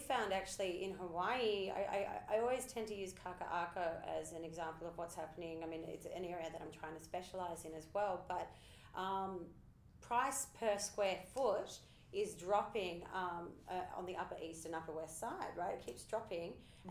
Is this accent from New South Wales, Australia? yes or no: yes; Sydney, New South Wales, Australia; I'm from Sydney